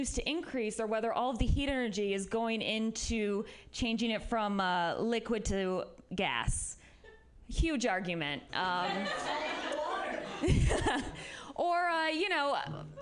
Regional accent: Midwest, United States; now in San Francisco, United States; I'm from the Midwest

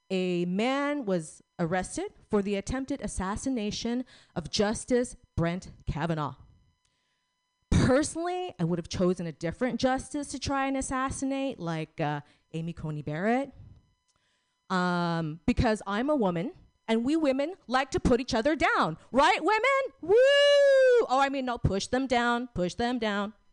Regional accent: Philippines; We're both Filipino.

